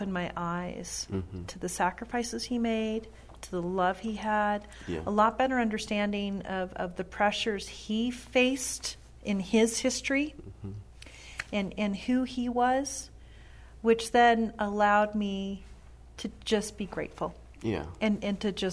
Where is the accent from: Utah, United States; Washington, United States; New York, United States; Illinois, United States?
Washington, United States; Pasco; also born or lived in West Richland, Washington / Europe; was born in Pasco and raised in Pasco